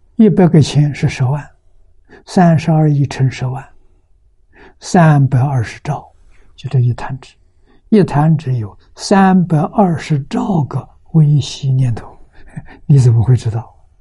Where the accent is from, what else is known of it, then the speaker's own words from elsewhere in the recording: China; 我们中国人